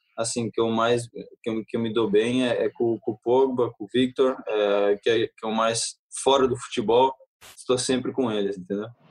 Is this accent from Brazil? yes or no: no; Belgium; now in Manchester, United Kingdom; meu coração eu sou brasileiro, minha família é brasileira, eu nasci na Bélgica